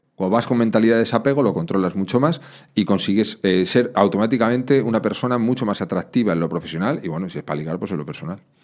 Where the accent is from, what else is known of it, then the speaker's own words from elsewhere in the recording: Madrid, Community of Madrid, Spain; Yo me crié en un barrio, en Madrid